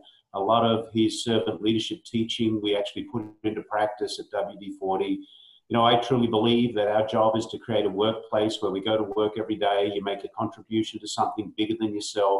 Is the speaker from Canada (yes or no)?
no; Australia; now in United States; I'm an Aussie. Although when I go back to Australia, my mates pick on me because they think I've got a Yankee accent now.